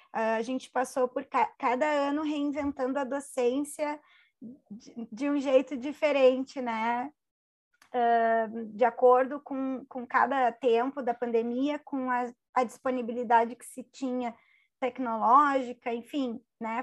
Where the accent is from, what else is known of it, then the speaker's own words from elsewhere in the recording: Porto Alegre, Rio Grande do Sul, Brazil; Eu sou de Porto Alegre